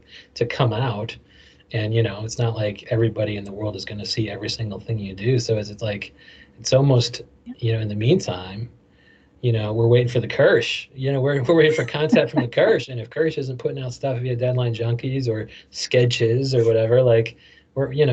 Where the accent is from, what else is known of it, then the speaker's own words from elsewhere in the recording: Illinois, United States; I'm from Illinois too